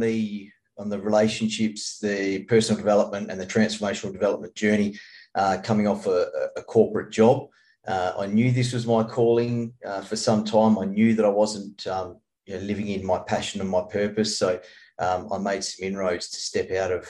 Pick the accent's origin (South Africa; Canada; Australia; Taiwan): Australia; served the country overseas as a recon sniper soldier